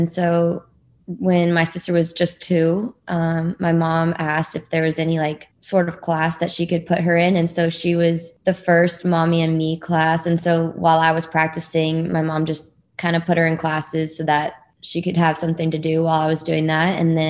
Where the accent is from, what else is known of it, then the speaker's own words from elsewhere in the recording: Dallas, Texas, United States; Yeah, I'm from Dallas, Texas, and I'm one of three girls.